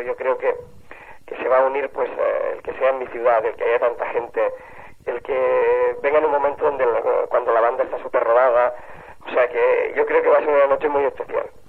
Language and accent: Spanish; Sabadell, Catalonia, Spain; mi infancia en Sabadell